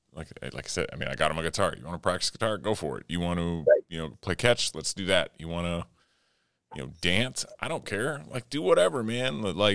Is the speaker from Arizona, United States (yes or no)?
yes; Arizona, United States; I grew up with that in Arizona